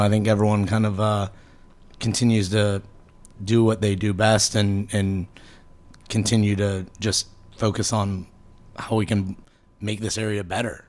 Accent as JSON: {"language": "English", "town": "Tampa", "region": "Florida", "country": "United States", "tie": "born or raised there", "also_born_or_lived": "Buffalo, New York"}